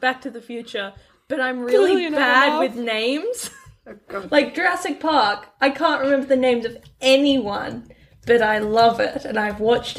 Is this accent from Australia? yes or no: yes; Australia; We're Australian